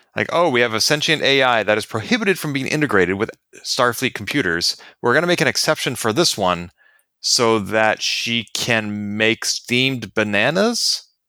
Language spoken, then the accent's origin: English; United States; I am an American